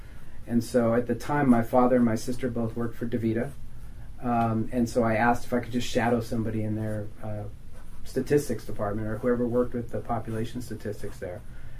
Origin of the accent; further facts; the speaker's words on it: St. Louis, Missouri, United States; also born or lived in San Francisco / Los Angeles; So we moved from St. Louis to San Francisco, back to St. Louis, back to LA, all before I turned the age of 9.